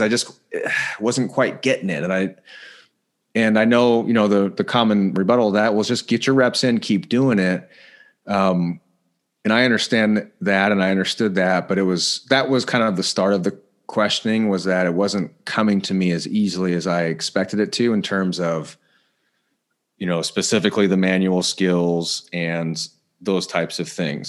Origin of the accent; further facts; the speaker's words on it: Indiana, United States; moved away as an adult; also born or lived in Denver, Colorado; now in California, United States; I was born in Denver originally, but, uh, grew up in Indiana. So I'm a, I'm a Midwest guy